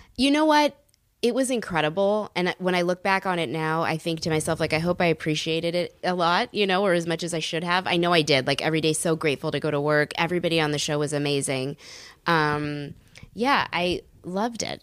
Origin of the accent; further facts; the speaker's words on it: San Francisco, California, United States; moved away; I grew up in San Francisco